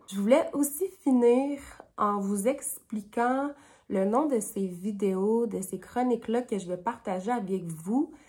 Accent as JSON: {"language": "French", "area": "Sept-Îles", "region": "Quebec", "country": "Canada", "tie": "born or raised there", "also_born_or_lived": "Iqaluit, Nunavut", "moved": "yes", "lives_now": "Ottawa, Canada", "said": "je suis Inuk de Iqaluit, Nunavut, et j'ai aussi grandi avec mon papa à cette île au Québec"}